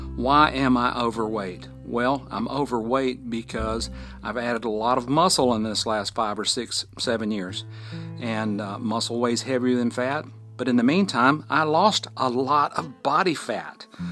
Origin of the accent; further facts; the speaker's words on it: Fort Payne, Alabama, United States; recording from my hometown, Fort Payne, Alabama, at the foot of Lookout Mountain.